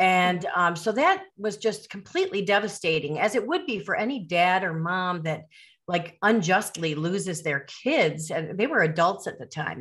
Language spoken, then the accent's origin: English; Chicago suburbs, Illinois, United States; moved away as an adult; now in Caribbean; I'm from the Chicago suburbs